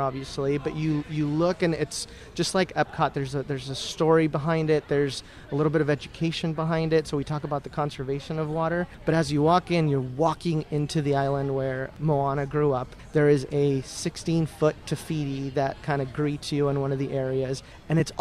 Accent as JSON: {"language": "English", "country": "Mexico", "tie": "born or raised there", "moved": "yes", "said": "I grew up in Mexico"}